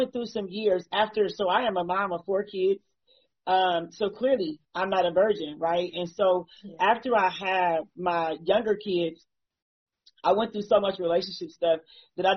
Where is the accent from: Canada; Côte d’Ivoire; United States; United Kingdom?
United States; Akron, Ohio; I'm from Akron, Ohio as well.